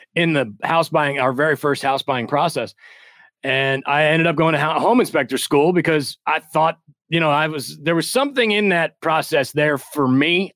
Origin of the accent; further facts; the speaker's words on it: Midwest, United States; moved away as an adult; also born or lived in New York City; I'm originally from the Midwest